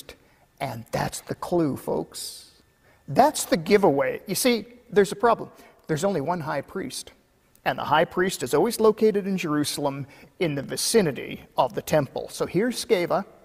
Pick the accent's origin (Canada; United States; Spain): Canada; Kelowna, British Columbia; my hometown of Kelowna